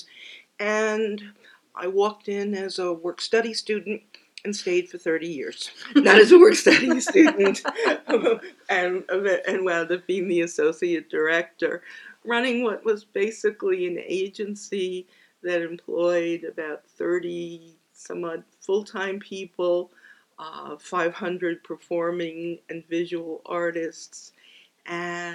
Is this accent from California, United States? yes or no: no; New York City, New York, United States; Born and raised in the Bronx